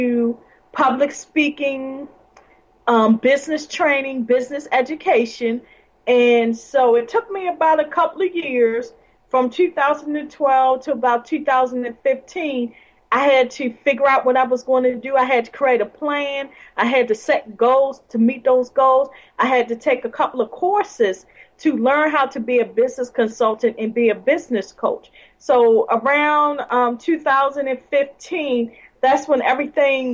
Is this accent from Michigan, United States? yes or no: no; Baltimore, Maryland, United States; Well, I'm from Baltimore, Maryland. And I live in Baltimore City.